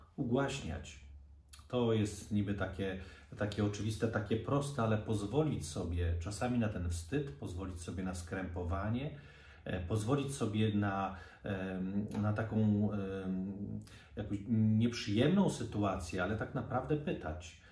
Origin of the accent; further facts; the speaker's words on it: Poland; Ja wychowałem się nad Wisłą